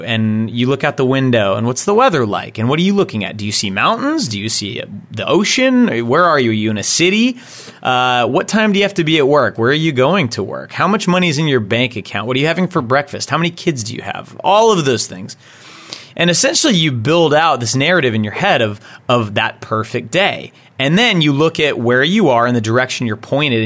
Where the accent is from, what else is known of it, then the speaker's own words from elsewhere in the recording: Texas, United States; now in Massachusetts, United States; I'm originally from Texas